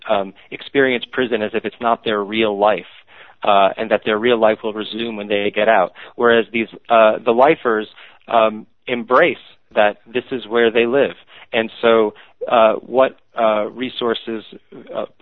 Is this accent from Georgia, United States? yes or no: no; New York City, New York, United States; I grew up in New York City, raised by essentially agnostic Orthodox Jews